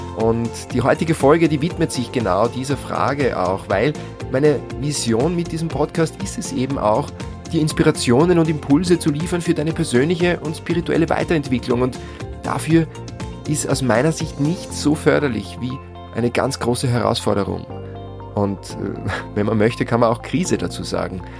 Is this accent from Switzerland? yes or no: no; near St. Pölten, Lower Austria, Austria; in dem Haus, wo ich groß geworden bin, am Land, in der Nähe von St. Pölten in Niederösterreich